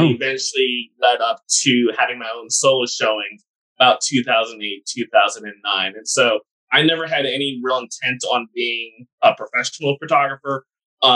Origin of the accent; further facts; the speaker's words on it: New Jersey, United States; moved away as an adult; also born or lived in Texas / Houston, Texas / North Carolina; now in Raleigh, United States; I grew up in New Jersey.